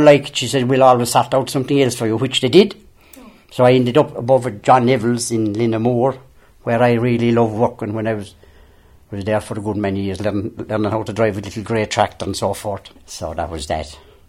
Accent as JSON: {"language": "English", "area": "Glaunce Loch, parish of Tarbert", "region": "County Kerry", "country": "Ireland", "tie": "born or raised there", "also_born_or_lived": "Cork"}